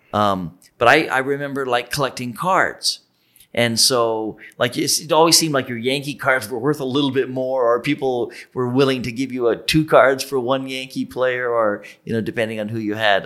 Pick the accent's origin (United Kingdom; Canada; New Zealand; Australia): Canada; Ontario; moved away; I grew up near the States and, and my, my, um, hometown was on the border, it would have been in Detroit